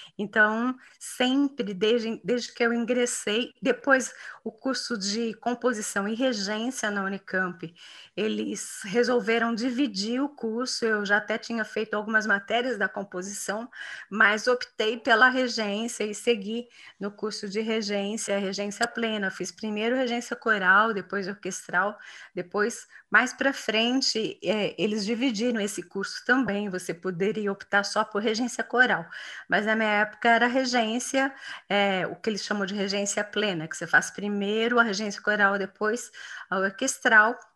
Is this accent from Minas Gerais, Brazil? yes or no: no; São João da Boa Vista, São Paulo, Brazil; now in Campinas, Brazil; lá na minha cidade natal, que é São João da Boa Vista